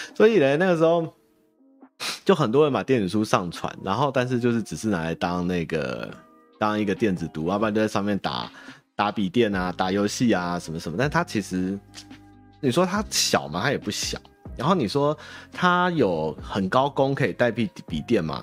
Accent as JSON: {"language": "Chinese", "country": "Taiwan", "said": "关我台湾人什么事嘛"}